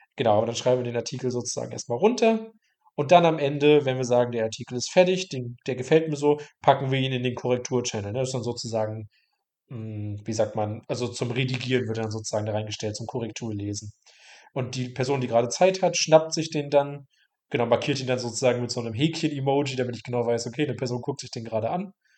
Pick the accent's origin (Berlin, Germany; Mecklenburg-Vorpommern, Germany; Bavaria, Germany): Mecklenburg-Vorpommern, Germany; moved away as an adult; also born or lived in Bayreuth; Ich komme aus Mecklenburg-Vorpommern, ähm, bin dann 2000 17 für das Studium nach Bayreuth